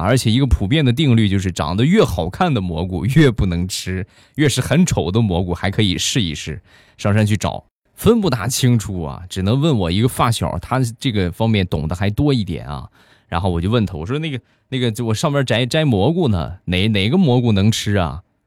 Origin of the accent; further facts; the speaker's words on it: Rizhao, Shandong, China; 这个我家乡的特产啊，正宗原产地的好茶